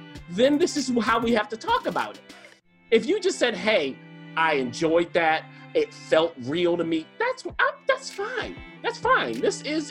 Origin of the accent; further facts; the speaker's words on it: Baltimore, Maryland, United States; I'm from Baltimore City